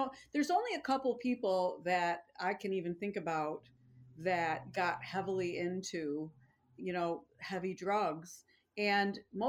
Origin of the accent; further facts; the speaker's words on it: Buffalo, New York, United States